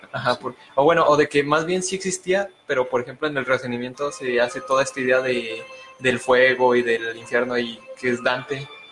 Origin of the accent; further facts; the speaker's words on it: Mexico; todos somos de aquí de México